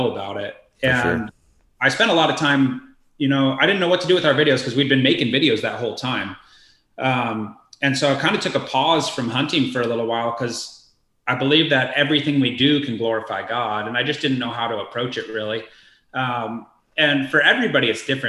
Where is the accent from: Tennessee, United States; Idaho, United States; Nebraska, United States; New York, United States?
Idaho, United States; also born or lived in Florida; I'm from Idaho